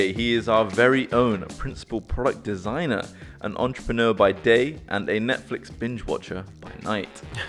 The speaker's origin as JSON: {"language": "English", "country": "Nepal", "moved": "yes", "said": "I'm originally from Nepal"}